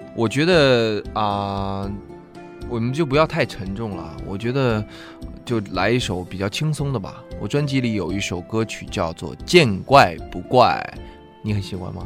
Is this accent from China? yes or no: yes; Heilongjiang, China; moved away; 我老家是黑龙江省